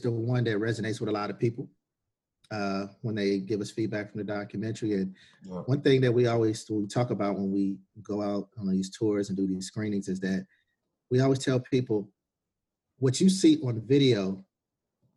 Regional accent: Chicago, Illinois, United States; I'm originally from Chicago

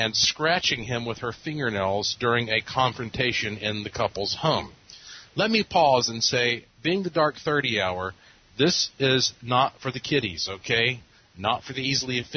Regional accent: Asheville, North Carolina, United States; Asheville is my hometown

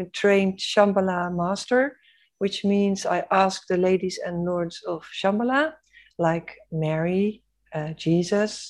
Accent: Netherlands; I was born in the Netherlands

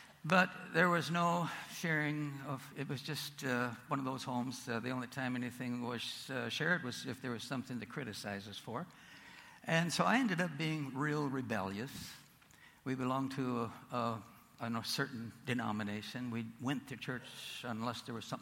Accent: North Dakota, United States; born or raised there

